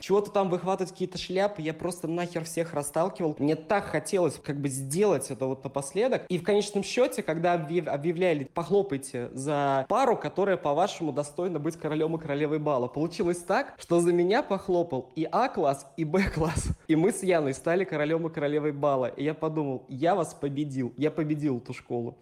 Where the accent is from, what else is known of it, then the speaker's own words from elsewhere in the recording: Tolyatti, Samara Oblast, Russia; И вот у нас был выпускной. Это был город Тольятти. У меня была такая буржуазная школа